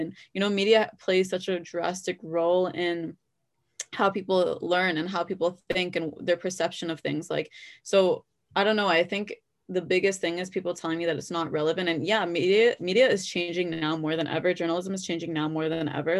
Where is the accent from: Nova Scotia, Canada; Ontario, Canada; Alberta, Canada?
Ontario, Canada; Brampton; I was born and raised in Brampton